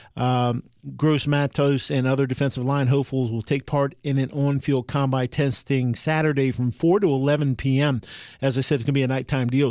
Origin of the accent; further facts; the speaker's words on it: Fredericksburg, Virginia, United States; I'm from the Fredericksburg area